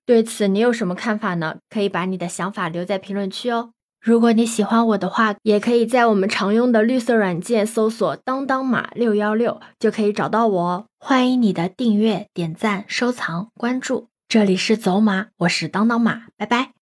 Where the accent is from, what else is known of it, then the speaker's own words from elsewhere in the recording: Yancheng, Jiangsu, China; moved away as an adult; 因为我老家是盐城的嘛